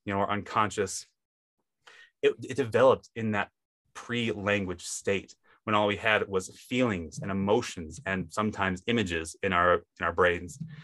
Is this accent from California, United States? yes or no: no; Wisconsin, United States; now in Utah, United States; I grew up in Wisconsin, if you can kind of tell by my accent